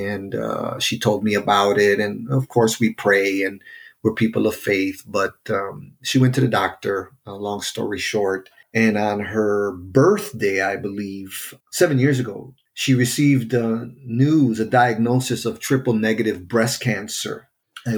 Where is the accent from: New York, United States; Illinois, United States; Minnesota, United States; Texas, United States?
Illinois, United States; Chicago; also born or lived in North Lawndale, Chicago; I grew up in Humble Park, worked in Humble Park, spent my entire life up until that point on that side of the city in Humble Park